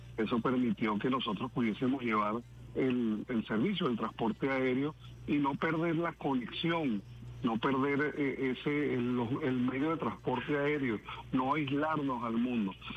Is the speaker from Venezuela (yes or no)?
yes; Venezuela; como venezolanos súper orgullosos